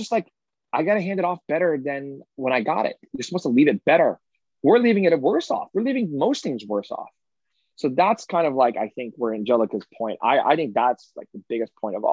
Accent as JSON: {"language": "English", "town": "San Francisco", "region": "California", "country": "United States", "tie": "born or raised there", "said": "my hometown, San Francisco"}